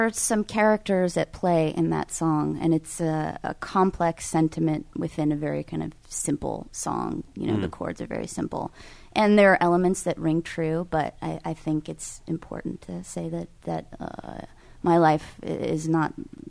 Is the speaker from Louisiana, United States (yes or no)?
no; California, United States; Well, I think it's important to understand California. I'm from California